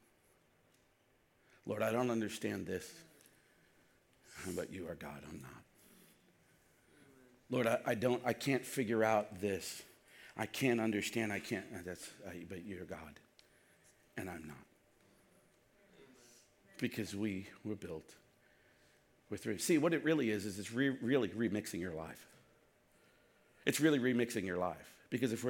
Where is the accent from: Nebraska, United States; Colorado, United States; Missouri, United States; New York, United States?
New York, United States; New York City; I grew up in Brooklyn